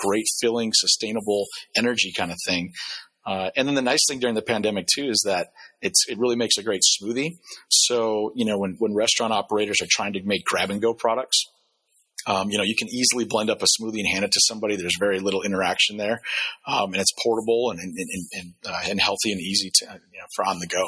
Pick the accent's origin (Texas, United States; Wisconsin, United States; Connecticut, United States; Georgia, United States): Wisconsin, United States; I'm from Wisconsin